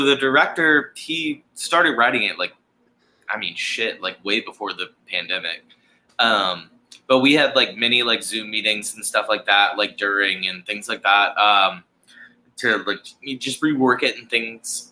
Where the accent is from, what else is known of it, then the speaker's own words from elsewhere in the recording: Charleston, South Carolina, United States; born and raised in Charleston, South Carolina, grew up playing hockey here in Charleston, South Carolina